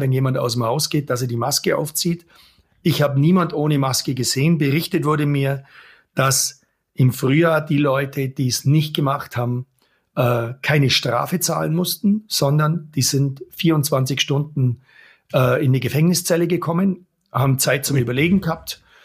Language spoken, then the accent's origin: German; Germany; now in Allgäu, Germany; als Deutscher